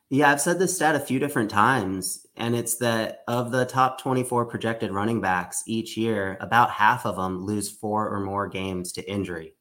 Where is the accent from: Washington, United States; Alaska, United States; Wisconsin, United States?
Alaska, United States; my hometown in Alaska